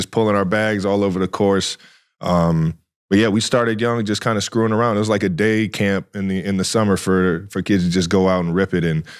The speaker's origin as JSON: {"language": "English", "town": "Cleveland Heights", "region": "Ohio", "country": "United States", "tie": "born or raised there", "said": "grew up together around the east side of Cleveland, baby. He's from Shaker Heights. I'm from Cleveland Heights."}